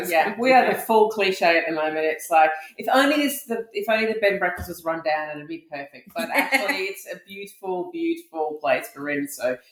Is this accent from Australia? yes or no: yes; Australia; I'm Australian